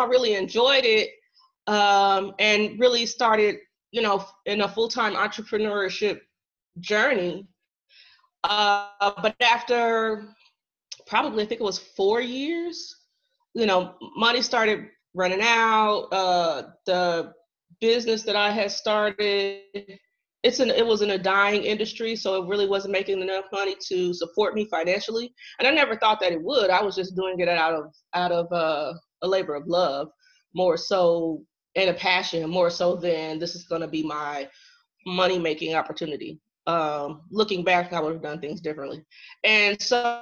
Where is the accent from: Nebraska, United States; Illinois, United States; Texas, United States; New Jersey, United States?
Illinois, United States; Central; also born or lived in Chicago suburbs; I am originally from Central Illinois.